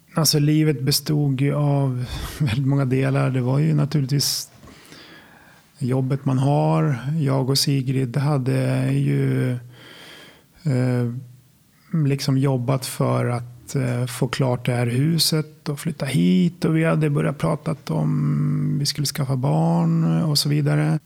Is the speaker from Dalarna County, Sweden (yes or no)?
no; Sala, Västmanland, Sweden; moved away as an adult; jag kommer från Sala från början, Silverstaden. Ja, det är där jag är uppvuxen till eh, ungefär 25-årsåldern innan jag flyttade därifrån